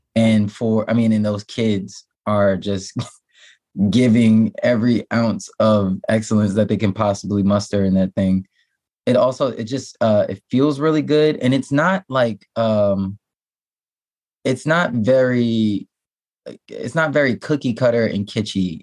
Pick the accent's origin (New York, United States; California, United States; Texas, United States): New York, United States; I'm a New Yorker